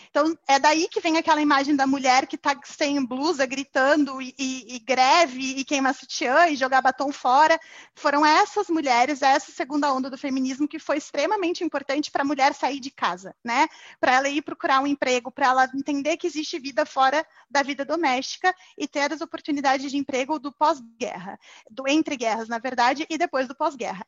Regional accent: Curitiba, Paraná, Brazil; moved away as an adult; now in São Paulo, Brazil; Eu sou curitibana, mas moro em São Paulo

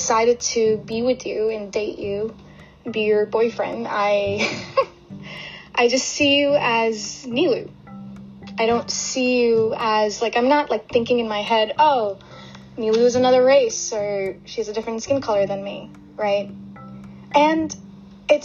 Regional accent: United States; also born or lived in Brooklyn, New York / New Jersey; I am Indian-American.

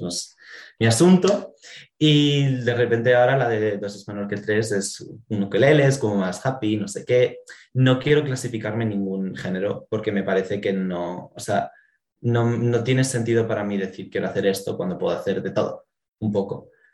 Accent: Asturias, Spain; somos de Asturias, aquí es un pueblo grande, nos conocemos casi todos

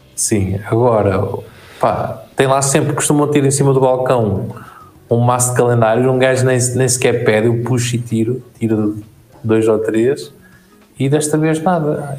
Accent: Portugal

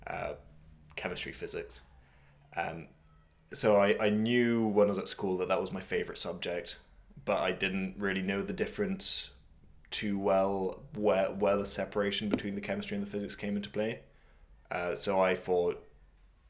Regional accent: France; moved away; also born or lived in Bristol; I grew up in France, so I went through the French education system

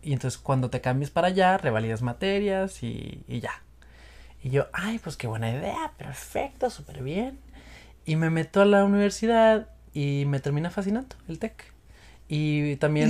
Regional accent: Monterrey, Nuevo León, Mexico; moved away; also born or lived in Mexico City; soy de Monterrey, me, mudé a Ciudad de México en el 2013

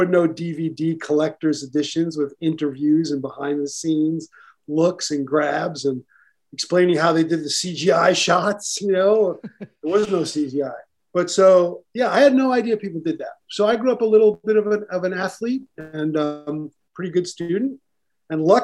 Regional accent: New York City, New York, United States; I grew up in Brooklyn, New York.

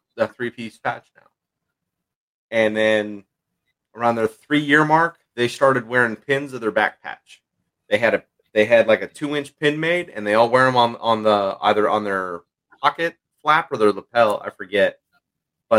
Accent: Southern California, United States; moved away; I come from Southern California

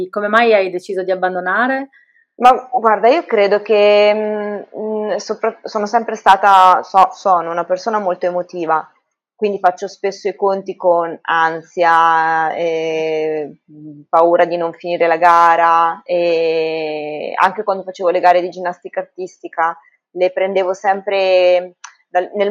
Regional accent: Ancona, Marche, Italy; sono anconetana, eh, abito al Conero, e classe 78, e sono personal trainer

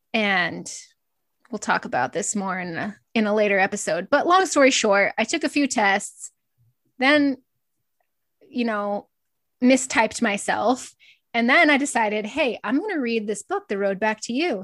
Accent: Northeast Nebraska, United States; I grew up in Northeast Nebraska on a small feed yard

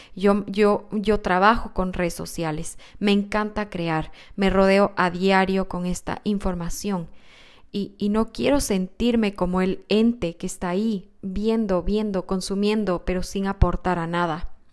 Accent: Quito, Pichincha, Ecuador; Soy quiteña y mi país, Ecuador

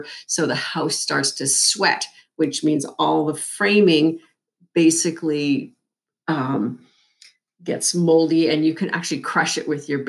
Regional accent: Ontario, Canada; We moved across the country from Southern Ontario, Canada, to the west coast of BC in 2006.

